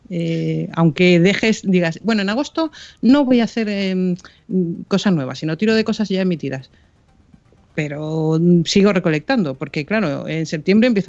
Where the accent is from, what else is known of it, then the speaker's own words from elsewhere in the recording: Canary Islands, Spain; Yo soy canaria, ¿eh?